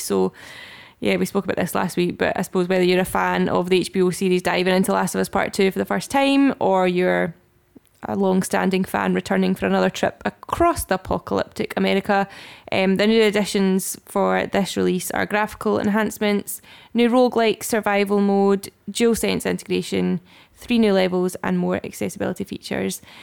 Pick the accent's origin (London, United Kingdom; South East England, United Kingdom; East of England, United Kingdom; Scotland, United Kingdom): Scotland, United Kingdom; we are Scottish Gamers